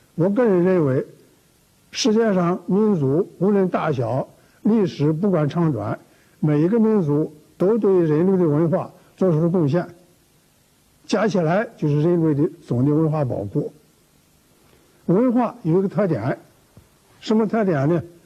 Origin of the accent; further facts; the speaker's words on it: China; 我们中国人